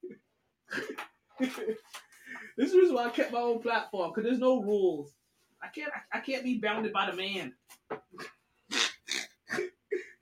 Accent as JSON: {"language": "English", "region": "New York", "country": "United States", "said": "I'm a New Yorker"}